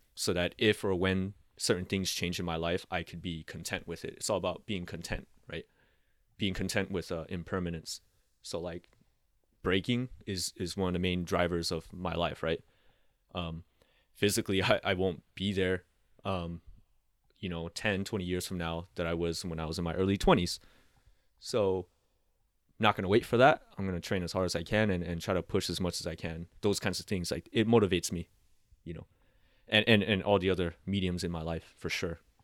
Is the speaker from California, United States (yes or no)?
yes; San Diego, California, United States; also born or lived in Laos; raised in Southeast San Diego